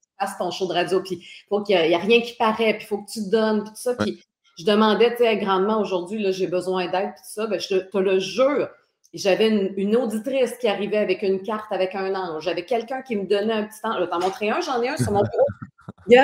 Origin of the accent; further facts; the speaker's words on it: Côte-Nord, Quebec, Canada; moved away; je suis originaire de la Côte-Nord